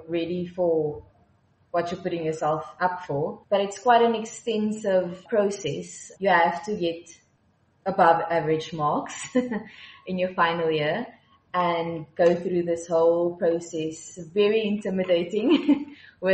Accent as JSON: {"language": "English", "town": "Malmesbury", "region": "Western Cape", "country": "South Africa", "tie": "born or raised there", "said": "I grew up in Malmesbury in the Swartland, so surrounded by vineyards my whole life"}